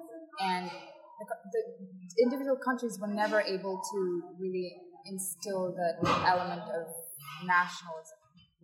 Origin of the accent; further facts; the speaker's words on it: Mauritius; I come from Mauritius